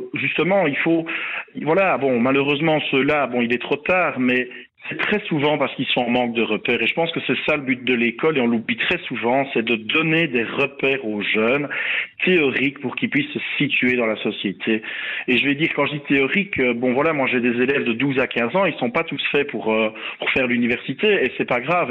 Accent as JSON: {"language": "French", "country": "Belgium", "said": "chez nous en Belgique"}